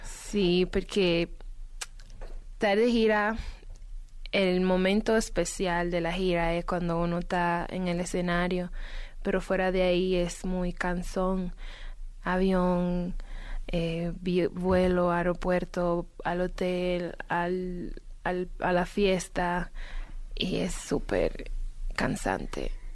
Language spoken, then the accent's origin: Spanish; Dominican Republic; yo soy dominicana